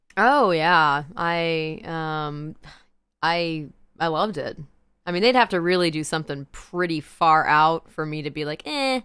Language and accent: English; the Ozarks, United States; Hey, I'm from the Ozarks